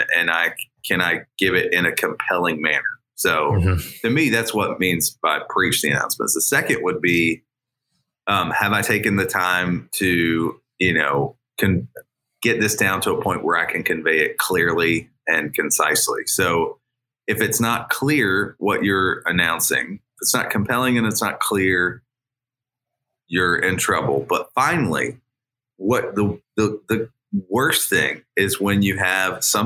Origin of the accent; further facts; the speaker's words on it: United States; I did grow up an hour out of Cincy